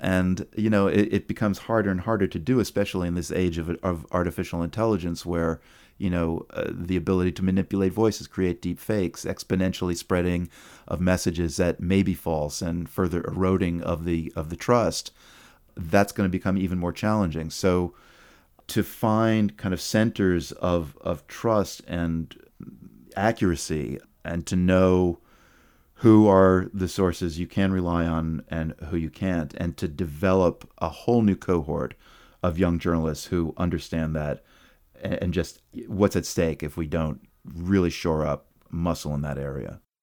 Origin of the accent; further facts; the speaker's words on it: Chapel Hill, North Carolina, United States; also born or lived in New York City; We moved from New York City when I was, uh, six to North Carolina. And although Chapel Hill was a university town